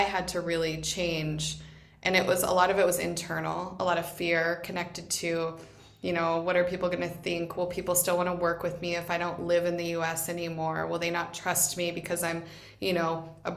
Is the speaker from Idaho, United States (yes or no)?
yes; Boise, Idaho, United States; moved away as an adult; also born or lived in Dominican Republic / Vietnam / Ohio; Boise is my hometown